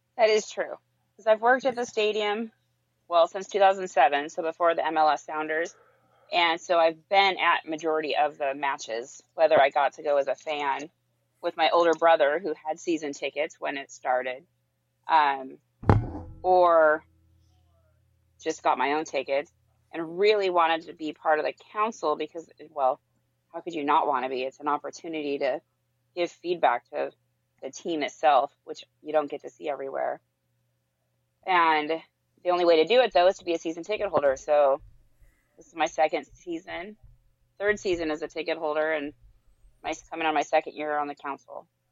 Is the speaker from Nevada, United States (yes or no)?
no; Marysville, Washington, United States; now in Tacoma, United States; I grew up in Marysville